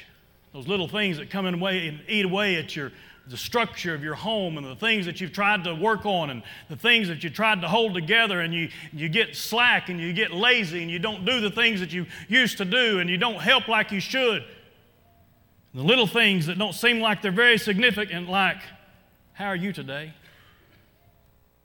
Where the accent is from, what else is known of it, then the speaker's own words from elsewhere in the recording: Oklahoma, United States; moved away; I grew up in Oklahoma, and it was cold in Oklahoma, in the area where I lived